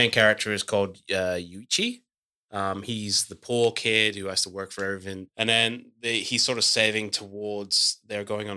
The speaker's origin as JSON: {"language": "English", "region": "Scotland", "country": "United Kingdom", "tie": "born or raised there", "said": "when I was growing up in Scotland, my high school, which was nice with secondary, was conjoined with the Musical Theatre of Scotland"}